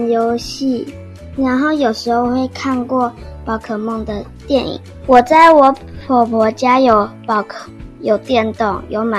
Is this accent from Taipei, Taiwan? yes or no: no; Hualien County, Taiwan; 我从花莲生出来的。